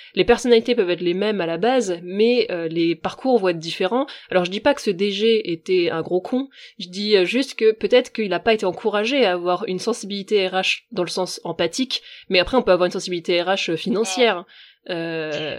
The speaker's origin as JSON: {"language": "French", "area": "Finistère", "region": "Brittany", "country": "France", "said": "je suis bretonne et en Bretagne, c'est vrai que toi, tu vois, je viens du Finistère. Euh, là d'où je viens, il y a très peu de mixité ethnique"}